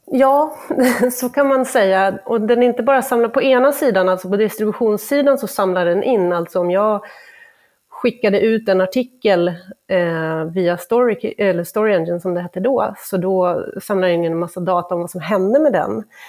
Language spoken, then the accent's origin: Swedish; Åland Islands; moved away; på Åland där jag kommer ifrån